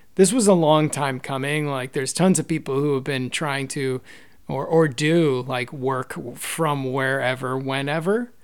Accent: East Coast, United States; moved away as an adult; also born or lived in New York; now in San Francisco Bay Area, United States; I grew up on the East Coast and, uh, lived in New York for a while

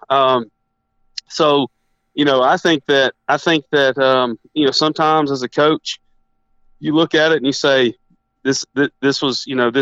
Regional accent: East Tennessee, United States; we're both from East Tennessee.

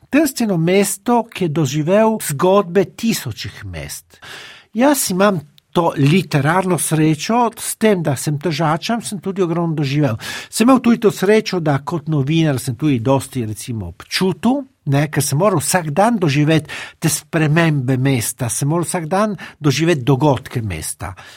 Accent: Trieste, Friuli-Venezia Giulia, Italy; jaz sem polnopraven tržačan. Jaz sem se rodil v Trstu

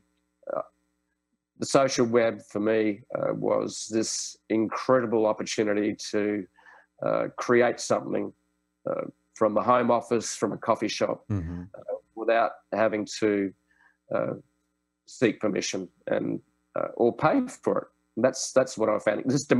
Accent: Sydney, New South Wales, Australia; Sydney, my hometown's just got some fantastic places

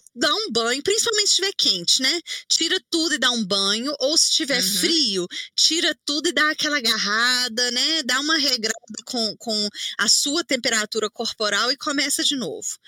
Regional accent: Belo Horizonte, Minas Gerais, Brazil; eu sou de Minas, né? Belo Horizonte

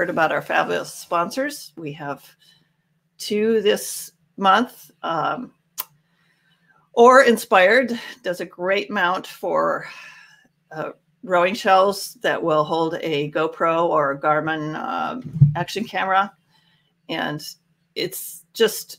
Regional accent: Spokane, Washington, United States; I'm from Spokane, Washington

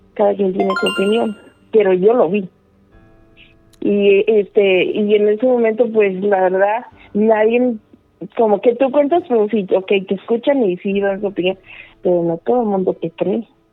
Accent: Mexico; now in Chicago, United States; nací en México, pero estoy en mm. Chicago

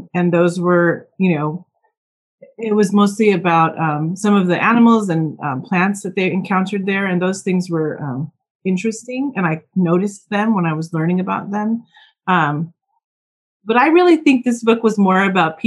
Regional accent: Oxnard, California, United States; moved away; also born or lived in Palm Springs, California / New York / Bay Area; I grew up in Oxnard, California, which is on the ocean.

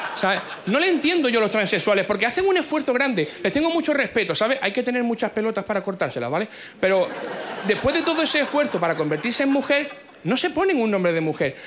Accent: Cádiz, Andalusia, Spain; Yo nací en Cádiz.

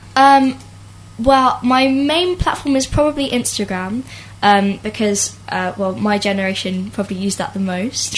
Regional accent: Isleworth, London, United Kingdom; I'm from London, Isleworth.

